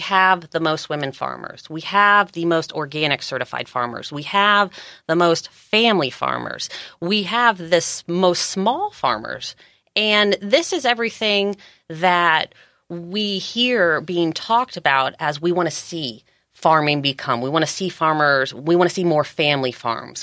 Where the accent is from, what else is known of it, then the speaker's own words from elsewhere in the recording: Georgia, United States; also born or lived in California; now in San Diego County, United States; I was raised in Georgia. I came out to California about thirteen years ago